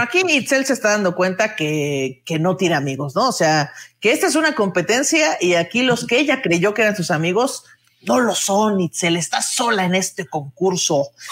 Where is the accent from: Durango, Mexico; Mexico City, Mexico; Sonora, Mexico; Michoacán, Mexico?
Mexico City, Mexico; los chilangos nos apoderamos de los tacos de canasta